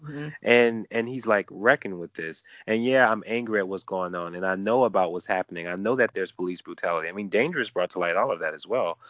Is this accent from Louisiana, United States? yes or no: yes; New Orleans, Louisiana, United States; I'm from New Orleans, so I've seen that mix